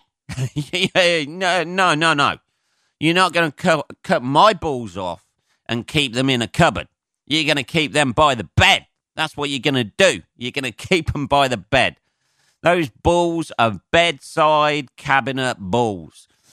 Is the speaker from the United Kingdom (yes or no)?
yes; Northampton, East Midlands, United Kingdom; growing up in Northampton